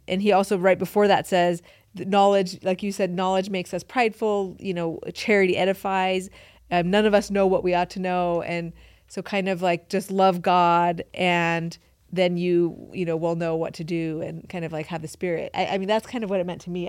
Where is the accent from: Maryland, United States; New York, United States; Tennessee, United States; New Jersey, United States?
New York, United States; upstate; also born or lived in Iran / Utah; I grew up in upstate New York